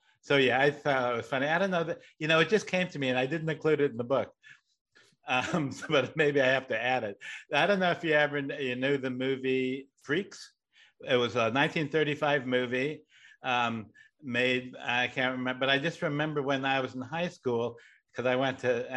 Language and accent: English; Riverside, California, United States; also born or lived in Buffalo, New York; now in Los Angeles, United States; my family moved to Riverside